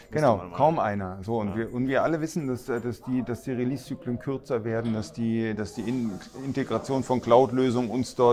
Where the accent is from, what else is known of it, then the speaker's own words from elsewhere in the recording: North Rhine-Westphalia, Germany; ich komme aus OWL, weißt